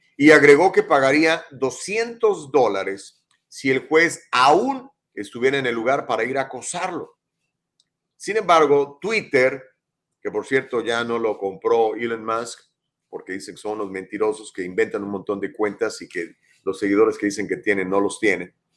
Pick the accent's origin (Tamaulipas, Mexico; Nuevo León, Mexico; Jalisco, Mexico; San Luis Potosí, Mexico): San Luis Potosí, Mexico; Ciudad Valles; moved away as an adult; now in Los Angeles, United States; yo soy mexicano, nací en México el 23 de septiembre de 1964, en la localidad de Ciudad Valle, San Luis Potosí